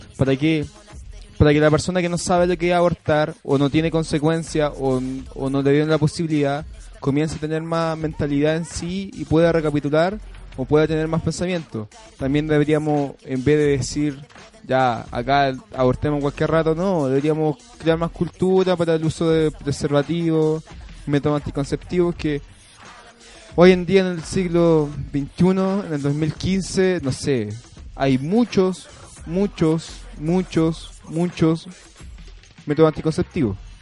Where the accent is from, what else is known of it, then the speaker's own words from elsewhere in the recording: Chile; Somos todos hermanos porque somos chilenos